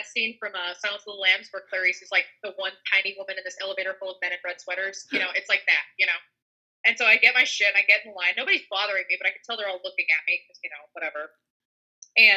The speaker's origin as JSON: {"language": "English", "region": "the South", "country": "United States", "tie": "born or raised there", "said": "I grew up in the South. I still live in the South."}